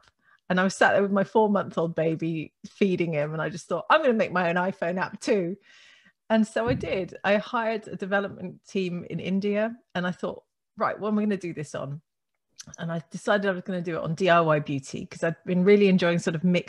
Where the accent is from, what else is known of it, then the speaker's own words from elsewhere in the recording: Netherlands; moved away; I grew up in the Netherlands, actually. My father's Dutch, my mum's English